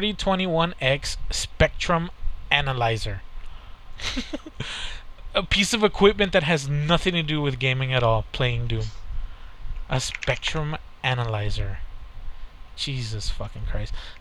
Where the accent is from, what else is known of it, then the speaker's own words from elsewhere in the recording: United States; We're American